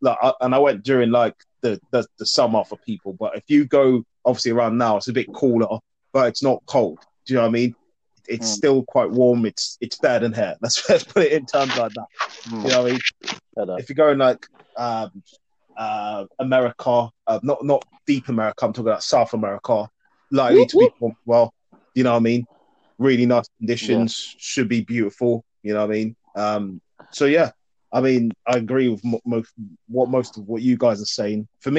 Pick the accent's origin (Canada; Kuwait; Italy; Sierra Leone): Sierra Leone; And when you go to obviously your home country, which I'm from, Sierra Leone, by the way, in case people didn't know, when you go there, I didn't really enjoy it as much.